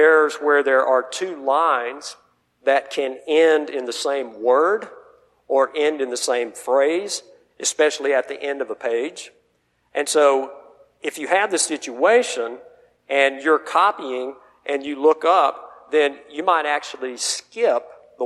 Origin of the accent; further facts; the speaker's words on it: the South, United States; I'm from the South